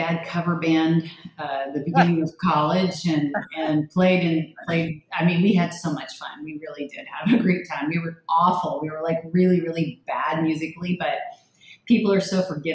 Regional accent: Thousand Oaks, California, United States; now in Miami Beach, United States; I grew up in the LA area, just kind of north of probably where you're at in Thousand Oaks

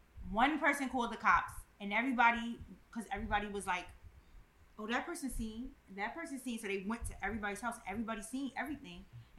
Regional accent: New York City, New York, United States; I'm from Bushwick.

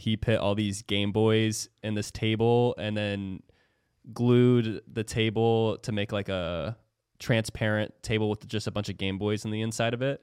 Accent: Florida, United States; also born or lived in Iowa; I moved here when I was ten, so younger

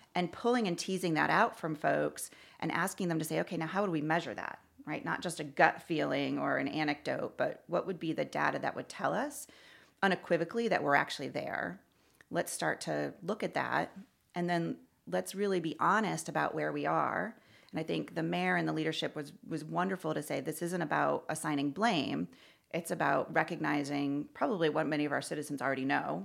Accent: Newington, Connecticut, United States; moved away as an adult; also born or lived in San Francisco / Miami / Washington, D.C.; now in Louisville, United States; I was born and raised in Connecticut, a little suburb outside of Hartford called Newington

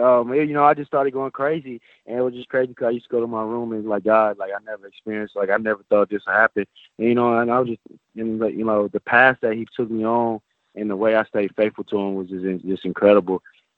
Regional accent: Bakersfield, California, United States

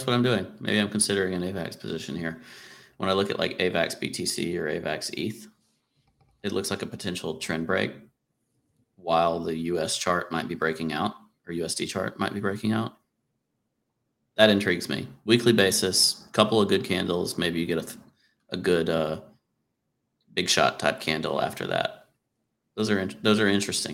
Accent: United States

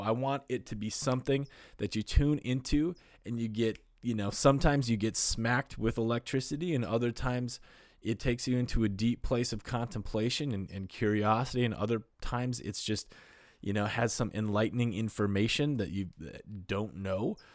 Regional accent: North Dakota, United States; I'm from North Dakota in the Midwest

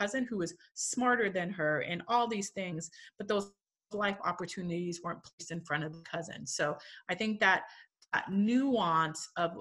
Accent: the Northwest, Washington, United States; also born or lived in Korea; now in Portland, United States; I grew up in the Northwest where there are lots of white people

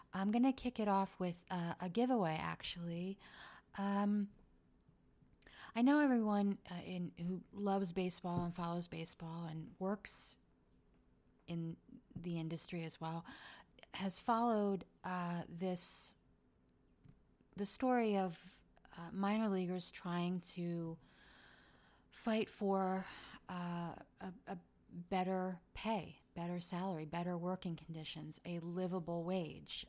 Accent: Philadelphia, Pennsylvania, United States; I grew up in Philly.

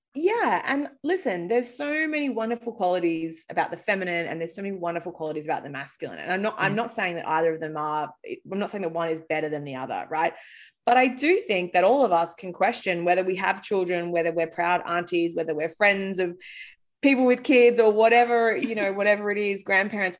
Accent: Australia; moved away as an adult; also born or lived in London; now in United States; I grew up in Australia

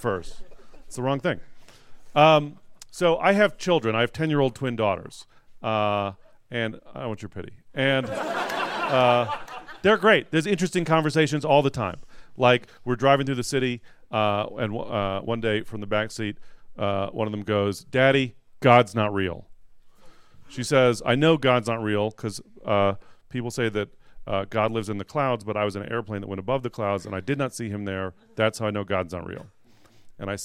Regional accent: San Francisco, California, United States; I'm from San Francisco.

